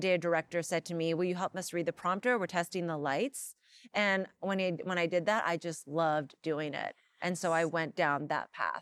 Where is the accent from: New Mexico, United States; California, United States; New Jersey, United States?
California, United States; Los Angeles; I grew up here in Los Angeles